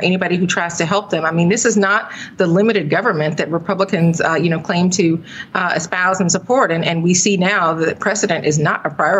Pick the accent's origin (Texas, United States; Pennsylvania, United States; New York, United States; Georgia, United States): Georgia, United States; my home state of Georgia